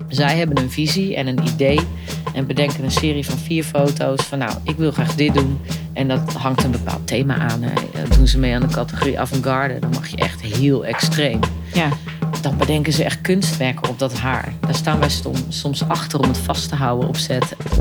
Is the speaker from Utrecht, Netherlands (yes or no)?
no; Eerbeek, Gelderland, Netherlands; now in Arnhem, Netherlands; Ik ben opgegroeid inderdaad in, eh, in een eh, dorp, eh, maar wel een kleurrijk dorp